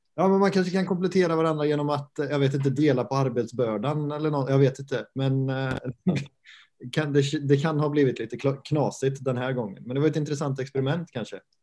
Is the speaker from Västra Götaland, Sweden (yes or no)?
yes; Götene, Västra Götaland, Sweden; now in Halmstad, Sweden; jag kommer från eh, Götene, samma ort som Arne Selmosson